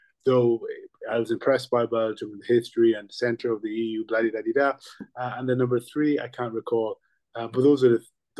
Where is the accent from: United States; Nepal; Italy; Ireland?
Ireland; Longford, Leinster; I grew up in Longford, of course, in the town in particular